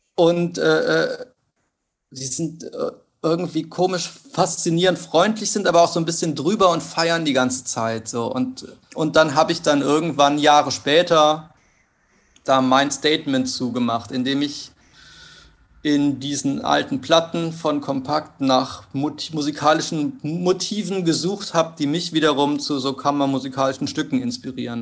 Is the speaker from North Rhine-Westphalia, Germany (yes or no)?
yes; Cologne, North Rhine-Westphalia, Germany; moved away as an adult; also born or lived in Hanover / Hamburg; Ich bin in, äh, im Vorort von Köln aufgewachsen